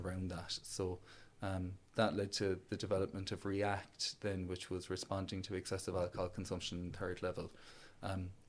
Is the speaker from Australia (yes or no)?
no; County Clare, near Ballyvaughan, Munster, Ireland; moved away as an adult; now in Cork, Ireland; I grew up in Arclear, close to Ballyvaughan, so almost on the Galway border